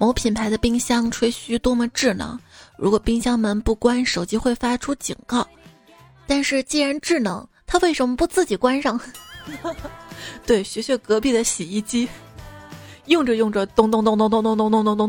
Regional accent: Henan, China; 我是一个河南人啊，我都知道去二仙桥要走成华大道。

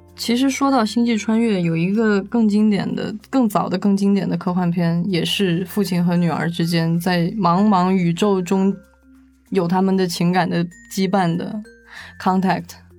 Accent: China; 我们中国人

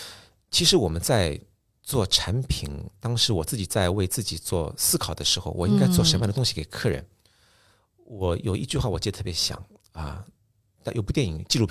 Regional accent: Japan; Chinese is a second language; 你们中国人一直会把我们日本茶道说是日本茶道，但我们日本人觉得日本茶道是中国茶道，就是这样的。

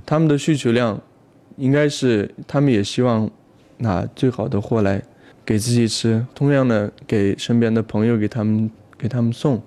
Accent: Aksu, Xinjiang, China; moved away; 我们老家阿克苏

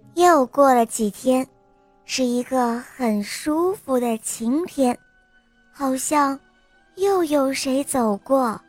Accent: Zhengzhou, Henan, China; 今年我四岁了，我来自 河南郑州

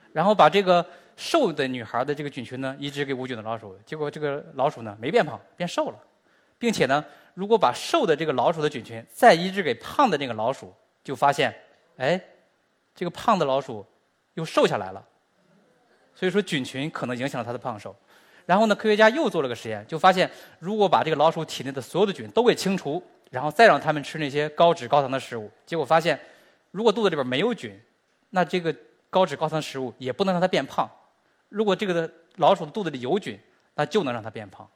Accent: China; 我们中国人和美国人的微生物本身就是不一样的

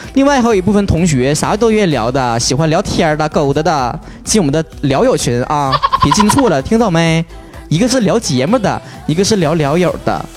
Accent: Northeast China, China; accent: Northeastern Mandarin; 我东北人

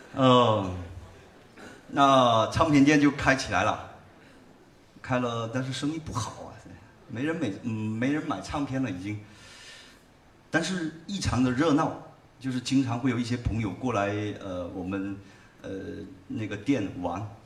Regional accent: Haifeng, Guangdong, China; accent: Haifeng dialect; 就我们老家那边农村打群架的一个故事，呃用海丰话演唱。

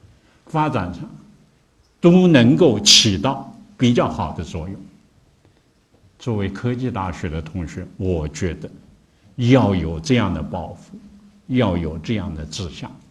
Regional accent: China; 或者说我们中国人编的，这个它都是其中很多也一或者有相当一些吧，提的都是外国人的名字

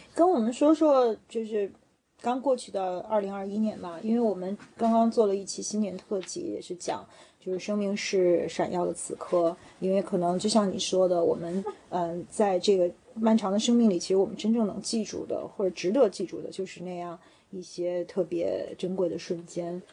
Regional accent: Beijing, China; 作为一个就是在北京胡同里长大的孩子

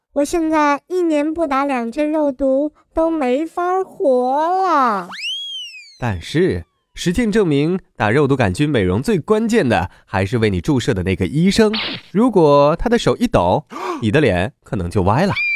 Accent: China; 而我们中国人中毒的危险，理论上来说要更高

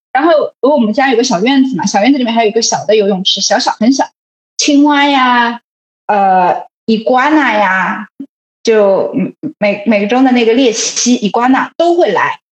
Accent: Shanghai, China; moved away; 其实你知道作为一个上海人

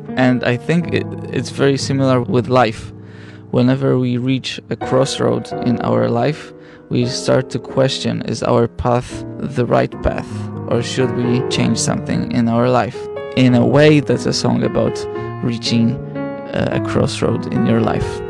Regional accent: Gdańsk, Pomeranian Voivodeship, Poland; moved away as an adult; now in Beijing, China; this destination is my hometown. I come from Gdańsk, and Gdańsk is part of Tri City.

